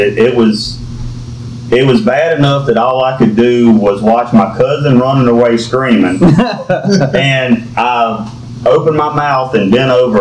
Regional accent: Amite, Louisiana, United States; I'm from Amite, Louisiana. Born and raised

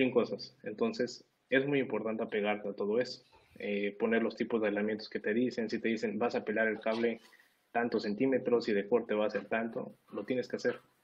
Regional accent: Mexico; moved away as an adult; now in United States; a todos los que somos de acá de México

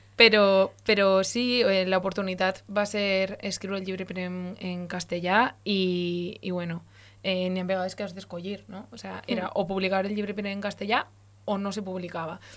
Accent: Valencian Community, Spain; first language Valencian; la meva llengua de veritat és el valencià

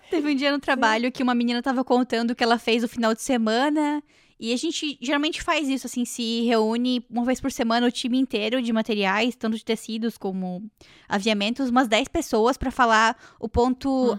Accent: Brazil; now in Canada

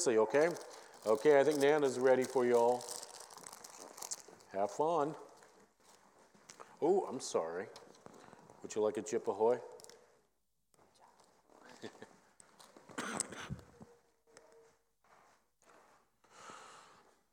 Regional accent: Minneapolis, Minnesota, United States; growing up in Minneapolis

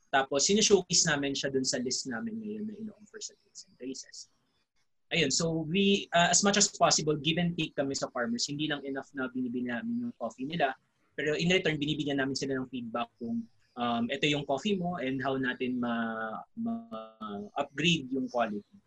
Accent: Philippines; bilang Pilipino

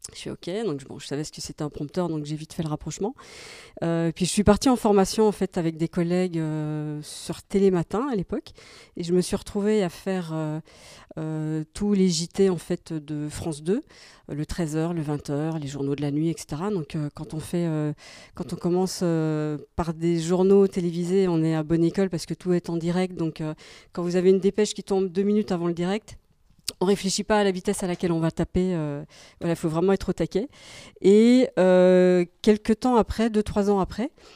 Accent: Belgium; moved away; je suis belge en fait euh, à la base

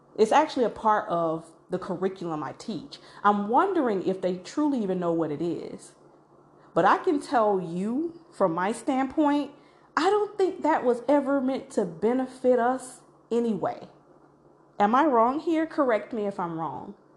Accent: Macon, Georgia, United States; born or raised there

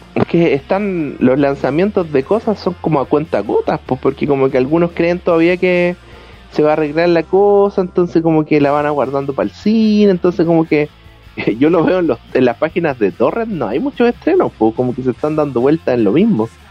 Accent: Santiago, Santiago Metropolitan Region, Chile; nosotros que somos de la capital, que somos de Santiago

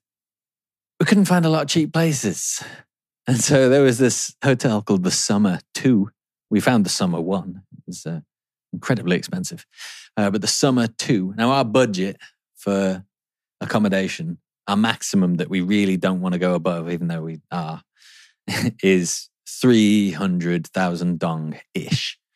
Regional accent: England, United Kingdom; being English

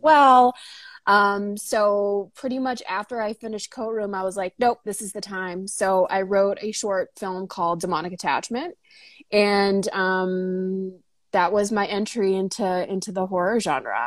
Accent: North Shore of Boston, Massachusetts, United States; moved away as an adult; now in Los Angeles, United States; I grew up on the North Shore of Boston in Massachusetts

